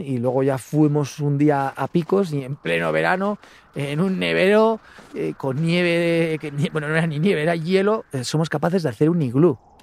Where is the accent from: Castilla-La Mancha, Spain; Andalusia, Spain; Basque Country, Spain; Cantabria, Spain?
Basque Country, Spain; Gorbea, between Álava and Biscay; estamos en este lugar tan bonito, ubicados entre Álava y Vizcaya, en el Gorbea, pues voy a vender un poquito mi tierra